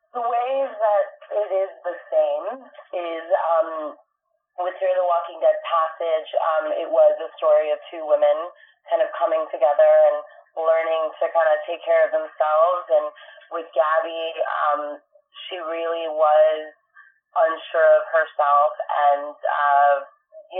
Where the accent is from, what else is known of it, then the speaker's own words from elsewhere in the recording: Hialeah, Florida, United States; now in Los Angeles, United States; I'm from Hialeah.